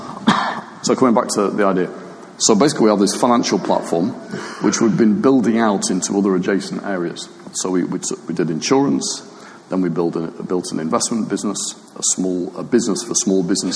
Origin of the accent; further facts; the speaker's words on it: United Kingdom; being British